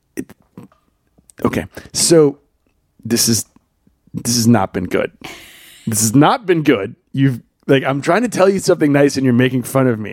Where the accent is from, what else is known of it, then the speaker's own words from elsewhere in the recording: the South, United States; I grew up in the South.